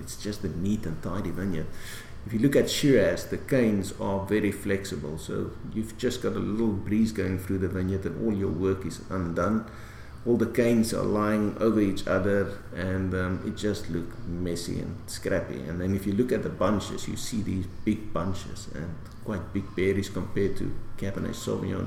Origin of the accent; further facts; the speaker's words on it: South Africa; being proudly South African